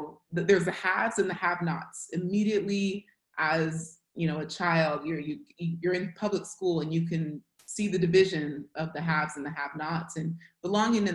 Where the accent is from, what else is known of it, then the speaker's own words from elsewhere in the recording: Hayward, California, United States; accent: American; born and raised in the Bay Area. It's just outside of San Francisco. It's called Hayward